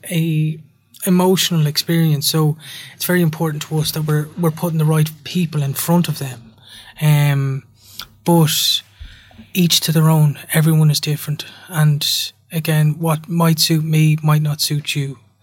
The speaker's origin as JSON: {"language": "English", "country": "Ireland", "said": "as an Irish culture, we're quite proud people."}